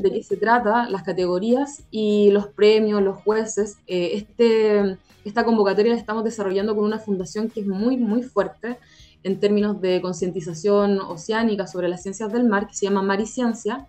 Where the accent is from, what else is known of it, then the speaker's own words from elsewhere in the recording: San Felipe, Valparaíso, Chile; Yo soy de San Felipe, por ejemplo, ah, de, de, la región de Valparaíso